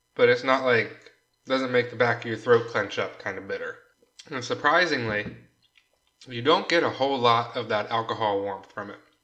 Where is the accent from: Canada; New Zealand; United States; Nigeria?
United States; I'm an American